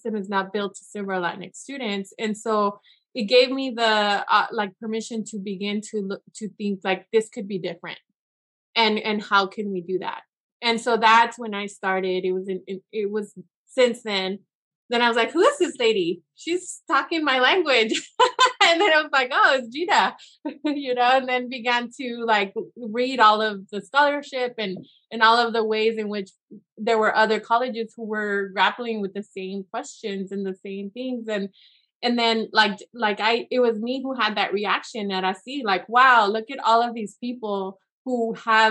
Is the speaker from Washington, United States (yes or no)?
yes; Yakima Valley, Washington, United States; I was from the Valley. I was that student that they're trying to serve. I was there. I went to college there.